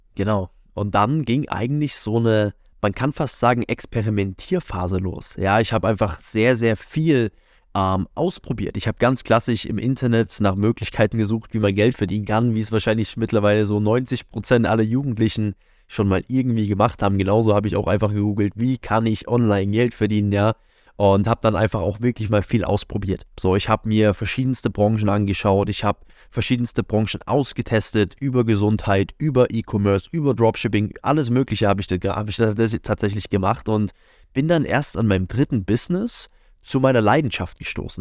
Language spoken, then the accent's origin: German; near Leipzig, Saxony, Germany; moved away as an adult; now in Munich, Germany; bin dann aus der Nähe von Leipzig, wo ich aufgewachsen bin, Richtung München beziehungsweise direkt nach München gezogen.